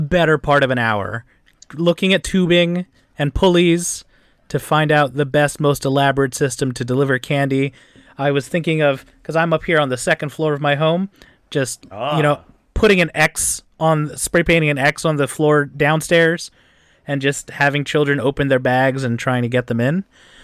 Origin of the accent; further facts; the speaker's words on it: Philadelphia, Pennsylvania, United States; I grew up in Philadelphia.